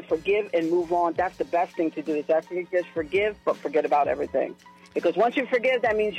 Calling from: Shelbyville, United States

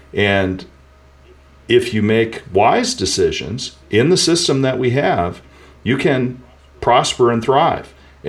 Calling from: St. Louis, Missouri, United States; I think it's an undisclosed location near St. Louis.

